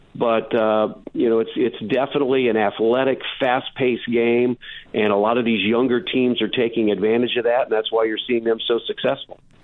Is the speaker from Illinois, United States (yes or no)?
no; Indiana, United States; I'm I'm from Indiana, played high school basketball here